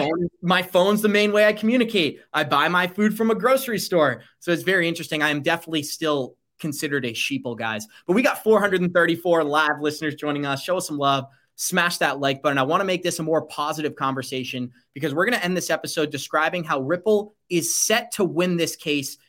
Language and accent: English; United States; as an American citizen